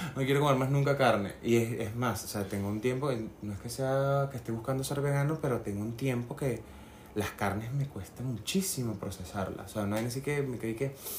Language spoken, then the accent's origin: Spanish; Barinas, Venezuela; yo nací en Barinas, o sea, tierra de caballos y vacas y ganado y, Me y granjas. Y yo crecí en ese ambiente